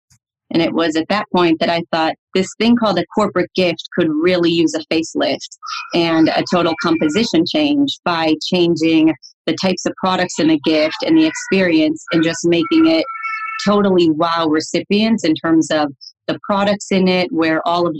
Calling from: Chicago, Illinois, United States; Yeah, so I'm calling you from Chicago, Illinois.

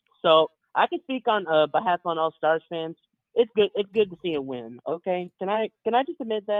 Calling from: Irving, Texas, United States; Hey, Ryan. What's up? … in Irving.

